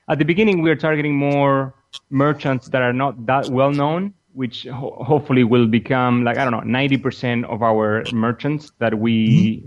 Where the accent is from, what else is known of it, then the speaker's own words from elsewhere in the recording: Argentina; moved away as an adult; also born or lived in San Jose, California; I'm from Argentina myself and down in South America